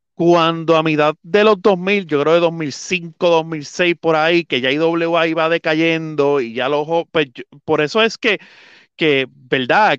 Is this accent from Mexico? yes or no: no; Puerto Rico; yo soy de Junta, mi papá siempre me llevó a los Juegos de Ponce